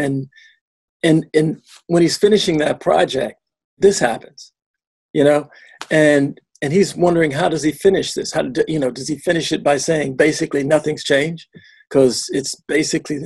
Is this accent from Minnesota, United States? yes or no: yes; Minneapolis, Minnesota, United States; I was born and raised in Minneapolis